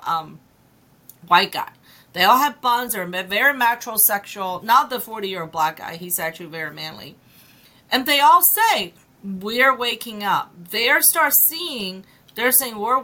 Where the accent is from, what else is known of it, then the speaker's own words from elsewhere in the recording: China; moved away; I'm an immigrant, right? I came from China